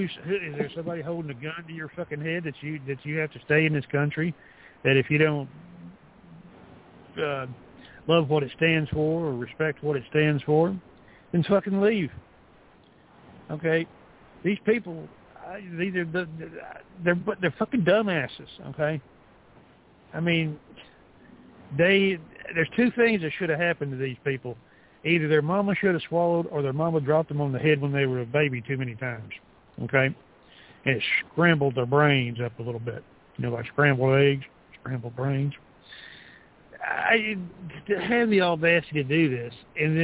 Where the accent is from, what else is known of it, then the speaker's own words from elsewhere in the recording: the South, United States; I'm a Southerner